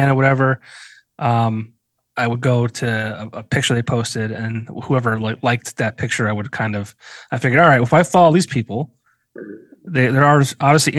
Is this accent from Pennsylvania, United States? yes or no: yes; Scranton, Pennsylvania, United States; I'm from Scranton, Wilkes-Barre area